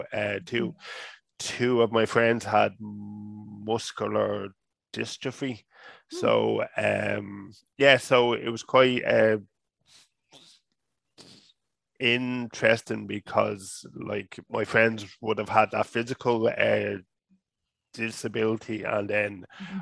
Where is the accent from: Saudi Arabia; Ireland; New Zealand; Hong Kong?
Ireland; Dublin, Leinster; moved away as an adult; now in Waterford, Ireland; the part that I grew up in Dublin, it was a real kind of working class area